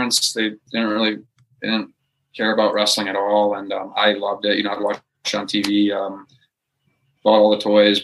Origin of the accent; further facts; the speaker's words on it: West Dundee, Illinois, United States; moved away as an adult; also born or lived in Florida; I grew up in West Dundee, Illinois, at Chicago suburb.